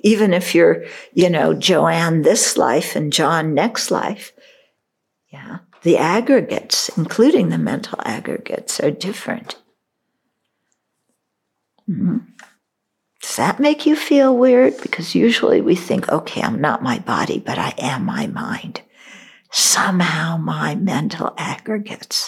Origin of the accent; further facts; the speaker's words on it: California, United States; moved away; also born or lived in Chicago, Illinois; I'm a California girl. I wasn't born in New Jersey. Well, I was born in Chicago